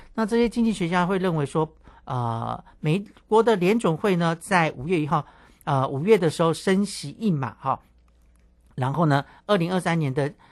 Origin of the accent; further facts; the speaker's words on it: Tai'an, Miaoli County, Taiwan; 我的家乡苗栗泰安哈，那个是一个泡汤的圣地